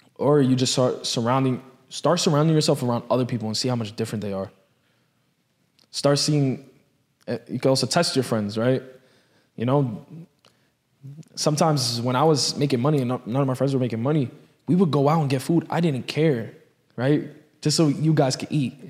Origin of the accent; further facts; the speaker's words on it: New York, United States; I grew up in, in that city